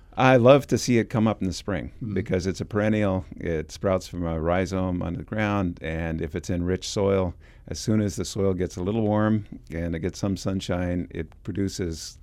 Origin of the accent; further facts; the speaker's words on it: West Coast, United States; now in Illinois, United States; I'm from the West Coast